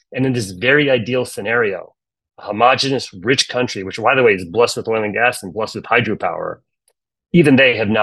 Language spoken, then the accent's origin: English; United States; I'm American